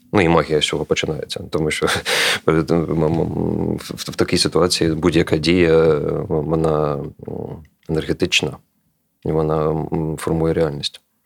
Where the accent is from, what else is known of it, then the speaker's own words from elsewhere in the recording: Kharkiv, Kharkiv Oblast, Ukraine; moved away; я з Харкова